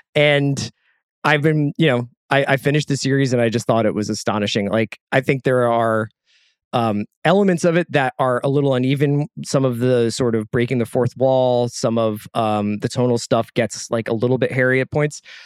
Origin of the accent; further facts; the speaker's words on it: United States; I am American.